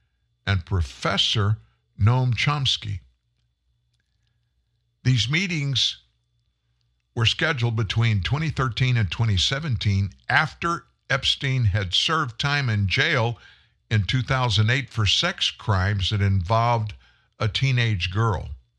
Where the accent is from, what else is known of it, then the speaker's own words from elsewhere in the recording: South Louisiana, United States; I grew up in South Louisiana, and I spent a lot of time in swamps.